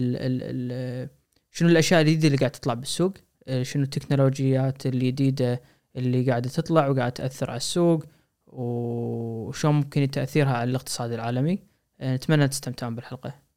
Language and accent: Arabic; Kuwait; عندنا بالكويت